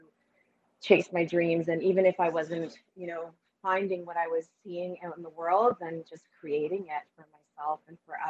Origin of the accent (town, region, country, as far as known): Canada; born or raised there; first language Spanish; English is a second language